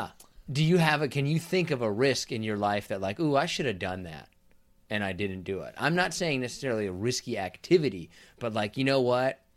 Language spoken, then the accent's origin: English; Kansas, United States; I'm from Kansas